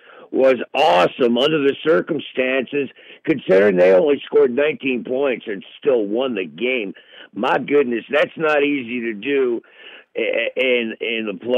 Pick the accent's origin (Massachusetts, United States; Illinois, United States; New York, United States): New York, United States; Brooklyn; I'm from Brooklyn and I was born in 55.